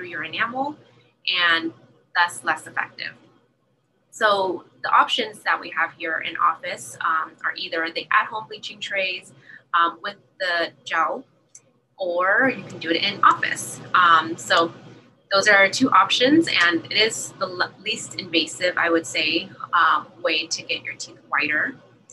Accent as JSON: {"language": "English", "town": "San Jose", "region": "California", "country": "United States", "tie": "born or raised there", "also_born_or_lived": "Iowa / Los Angeles", "moved": "as an adult", "lives_now": "San Diego, United States", "said": "I'm actually from Iowa. I was born there and I grew up pretty much in San Jose"}